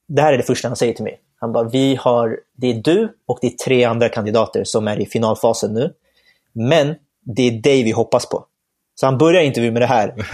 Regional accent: Stockholm, Stockholm County, Sweden; jag är uppvuxen här i Stockholm, född och uppvuxen här

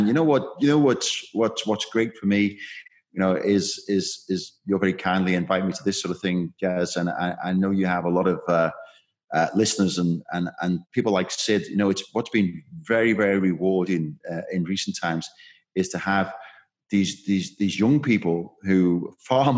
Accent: Liverpool, North West England, United Kingdom; I'm a Scouser

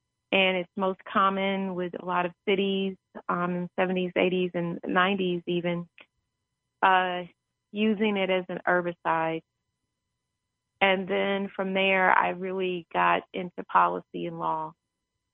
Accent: Kansas City, Missouri, United States; I'm originally from Kansas City, Missouri, and my family … we owned a farm in Oklahoma, which is where my grandfather was raised in Muskogee

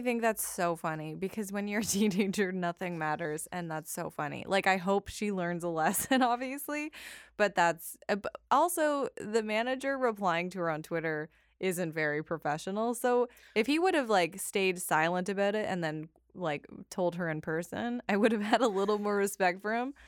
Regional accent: Calgary, Alberta, Canada; I am from Calgary, which is in British Columbia.

